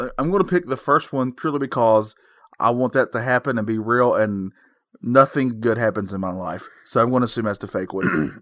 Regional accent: North Carolina, United States; we are from North Carolina. We can't help these accents

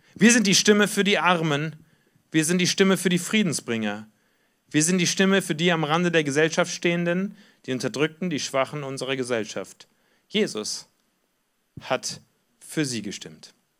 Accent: Germany; Wir kommen aber auch als Deutsche aus einer Geschichte heraus

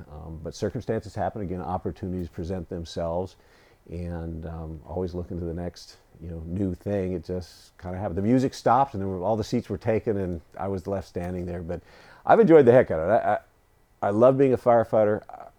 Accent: Altadena, California, United States; I was born and raised up in Altadena, just outside of Pasadena in North LA County, well, in the Valley area, San Gabriel Valley in the foothills.

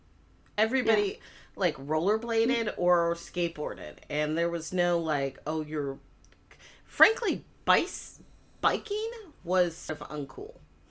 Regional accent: Missoula, Montana, United States; born or raised there

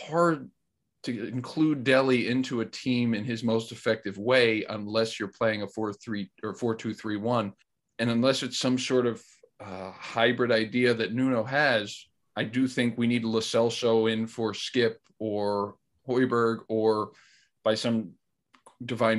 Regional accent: United States; I'm just an American

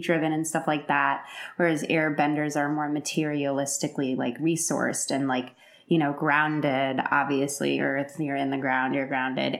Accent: Chicago, Illinois, United States; now in Los Angeles, United States; I'm from Chicago

